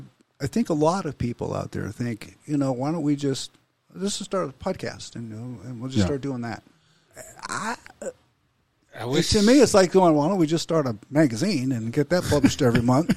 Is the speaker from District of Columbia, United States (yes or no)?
no; Texas, United States; moved away; I come from Texas